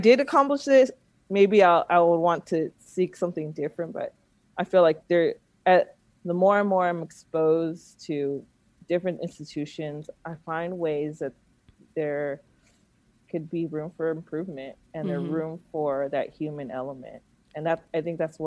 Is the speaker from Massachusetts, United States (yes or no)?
no; Alameda, California, United States; also born or lived in Oakland; I grew up in Alameda, which is a nice little town